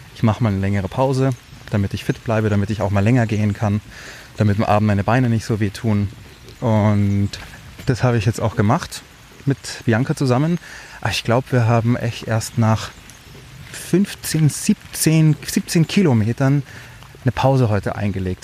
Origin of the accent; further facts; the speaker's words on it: Germany; bei uns in Deutschland